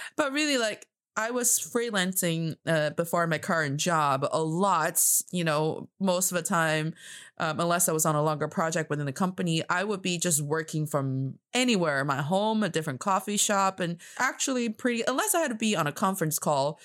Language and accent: English; China; I am from China, and I am talking to you from Beijing, China